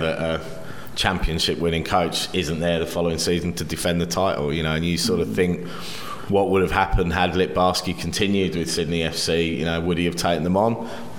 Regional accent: England, United Kingdom; now in Australia; Simply because as an Englishman living in Australia, he just perpetuated the whinging pom sort of perception of English people here.

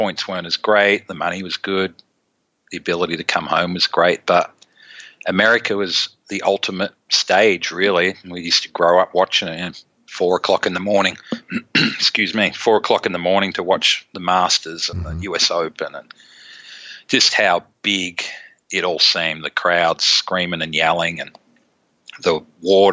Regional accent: Melbourne, Victoria, Australia; moved away; growing up in Melbourne

